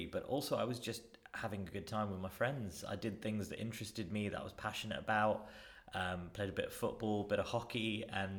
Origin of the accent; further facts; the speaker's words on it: Wembley, London, United Kingdom; also born or lived in Northampton / Leicester; I grew up in Northwest London in a place called Wembley